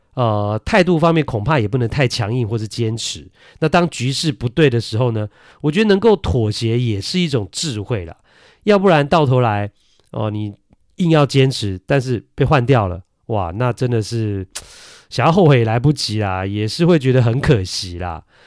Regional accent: Taiwan; also born or lived in Kinmen; 我是爸爸妈妈都金门人啊，我也是在金门出生的。但是呢，出生没多久之后呢，就来到了台湾。 所以呢，呃，我是在台湾学说话的，不是在金门

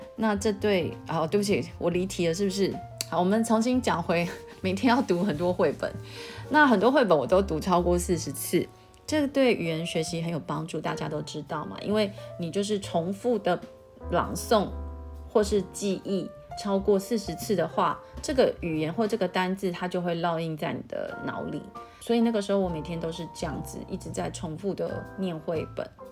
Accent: Taiwan; 因为我们台湾人就没有这样子的语言的习惯

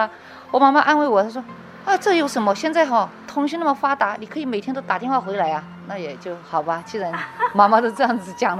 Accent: Guangxi, China; now in Taiwan; 广东的隔壁啊，就是邻居嘛，我是广西人，对对。

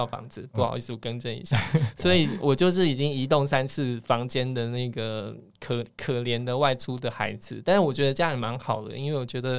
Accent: Nantou County, Taiwan; moved away as an adult; 我是老幺，我两个姐姐一个哥哥，然后呃我老家在南投，所以我大概每个月要回家一次。

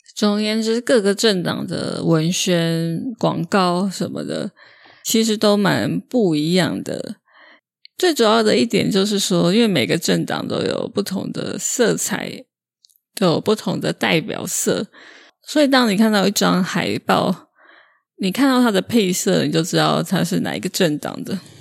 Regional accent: Taiwan; 上面本来是写 “From Taiwan，来自台湾”

